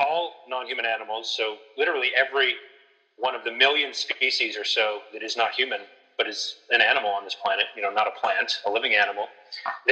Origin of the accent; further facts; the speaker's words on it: Boston, Massachusetts, United States; I'm from Boston